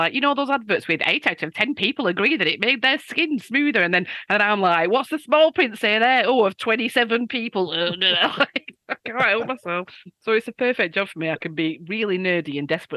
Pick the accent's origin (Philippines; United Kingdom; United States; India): United Kingdom; the north of England; accent: northern; I'm just from the north of this country.